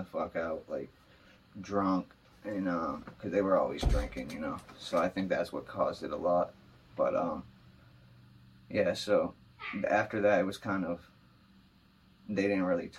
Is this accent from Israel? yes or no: no; Manchester, New Hampshire, United States; also born or lived in New York City; I'm from Manchester, New Hampshire. Born and raised.